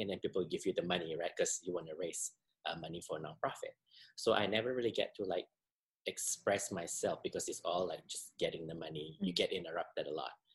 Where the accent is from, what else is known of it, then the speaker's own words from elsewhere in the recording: Singapore; moved away as an adult; I'm originally from Singapore, uh, born and raised, and I moved here in 1998